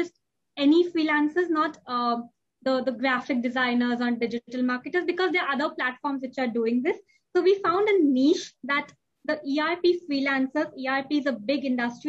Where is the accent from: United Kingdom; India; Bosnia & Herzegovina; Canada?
India; moved away as an adult; now in Dubai, United Arab Emirates; I'm an Indian, and I was born and brought up in India, and we moved to Dubai.